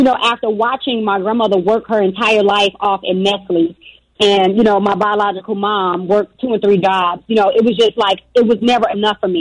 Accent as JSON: {"language": "English", "town": "Chicago", "region": "Illinois", "country": "United States", "tie": "born or raised there", "said": "Born and raised in Chicago, South Side, Inglewood girl"}